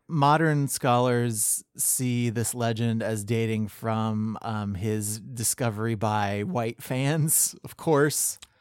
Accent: Ohio, United States; I grew up in Ohio

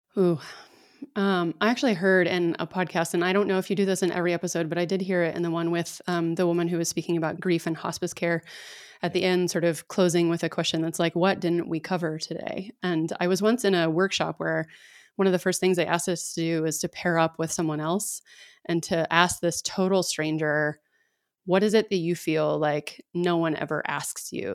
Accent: Dallas, Texas, United States; I grew up in Dallas, so I grew up in the South

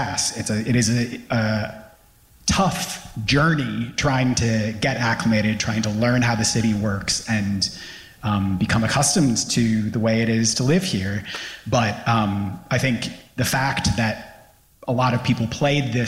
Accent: London, United Kingdom; moved away as an adult; now in New York, United States; I moved here from London, as you can tell from my accent

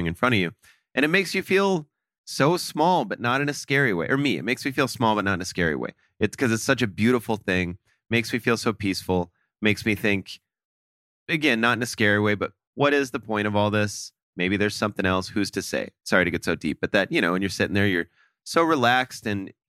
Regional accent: Sioux Falls, South Dakota, United States; moved away; Sioux Falls, we have a meat packaging plant and that in my hometown.

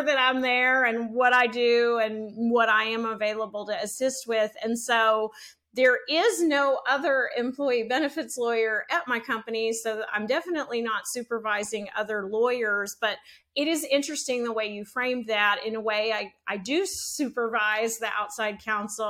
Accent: Shreveport, Louisiana, United States; moved away as an adult; also born or lived in Mississippi / Virginia; now in Dallas, United States; growing up in Shreveport

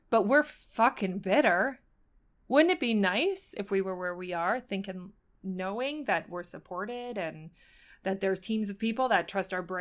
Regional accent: Buffalo, New York, United States; I'm from Buffalo, New York.

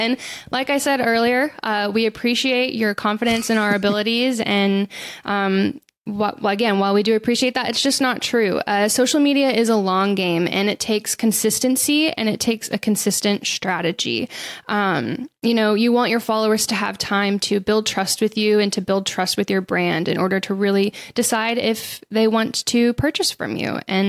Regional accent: the South, United States; I think I'm from the South

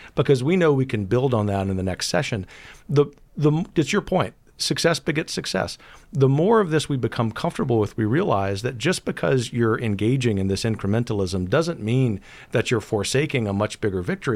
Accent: Gulf Coast, United States; growing up on the Gulf Coast

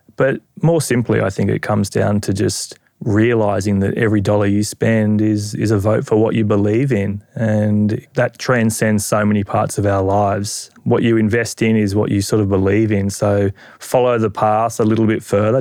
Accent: Australia

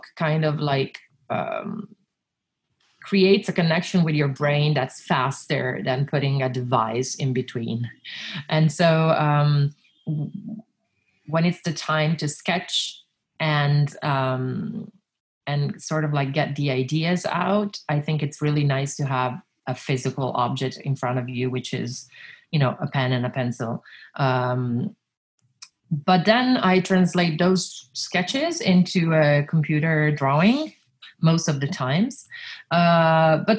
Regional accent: Milan, Lombardy, Italy; also born or lived in Reggio Emilia, Italy; I was born in Reggio Emilia and I left when I was 6 years old to move to Milan with my parents.

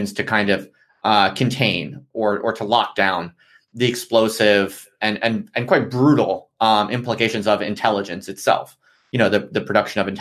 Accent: United States; moved away as an adult; now in United Kingdom; I'm an American

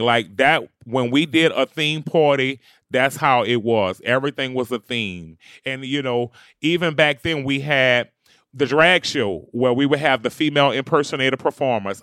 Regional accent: New Orleans, Louisiana, United States; I'm from New Orleans, Louisiana, and I am a bounce music superstar.

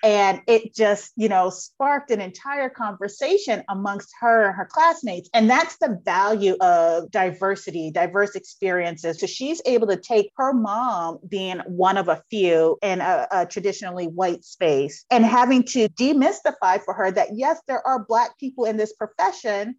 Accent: New York, United States; I'm a city girl. I'm from New York

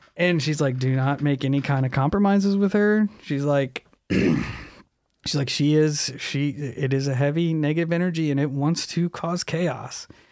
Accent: Alton, Illinois, United States; Around Alton

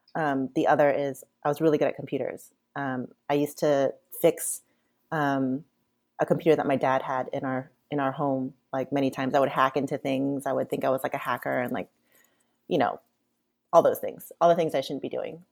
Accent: Buena Park, California, United States; also born or lived in Cerritos, California; I lived in Buena Park up until I was eighteen

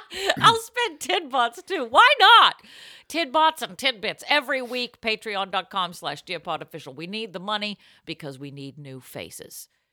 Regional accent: Boston, Massachusetts, United States; I'm from Boston

